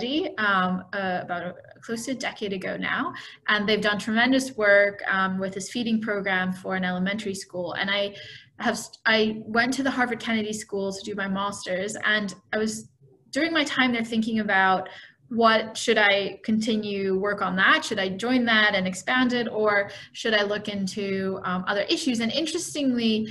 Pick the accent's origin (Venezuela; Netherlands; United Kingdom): Netherlands; also born or lived in Philippines; I am Filipina and Dutch, so I was born in the Netherlands but went home frequently to the Philippines.